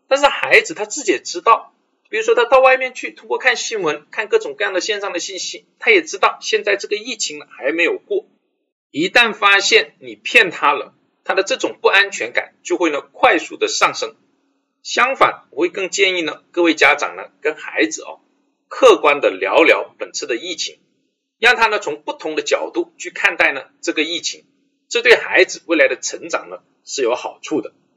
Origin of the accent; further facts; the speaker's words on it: China; 我们中国人